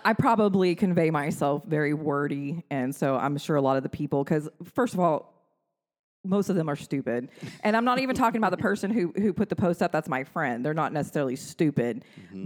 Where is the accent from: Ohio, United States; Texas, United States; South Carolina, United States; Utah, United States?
Texas, United States; Granbury; I come from Granbury, pre internet era